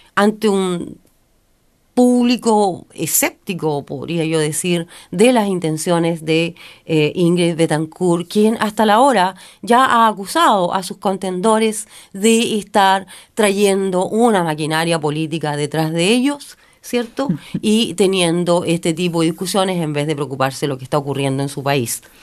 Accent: Chile; soy chilena, sino que también soy latinoamericana

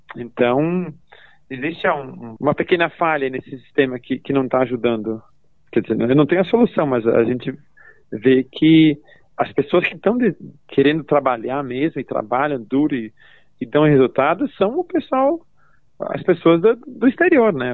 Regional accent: Veranópolis, Rio Grande do Sul, Brazil; moved away as an adult; also born or lived in Farroupilha / United States; now in New Zealand; Eu, eu nasci e cresci, um, e, quer dizer, em Veranópolis

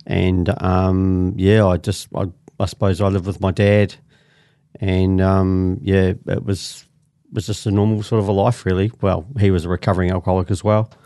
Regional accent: Christchurch, Canterbury, New Zealand; I'm from, originally from Christchurch, born and bred in Christchurch, I'm a Canterbury.

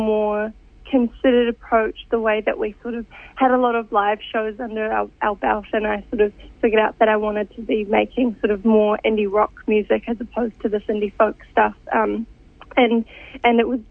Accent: South Kaipara Harbour, Auckland, New Zealand; now in Whanganui, New Zealand; I'm actually originally from Tamaki Makaurau, so not just a little bit north of Kirikiriroa. Yeah. I grew up around the sort of South Kaipara Harbour ways

